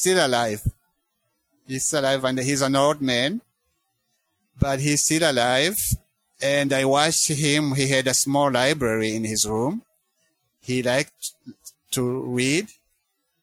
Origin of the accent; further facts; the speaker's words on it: Rwanda; moved away as an adult; now in United States; I grew up in Rwanda.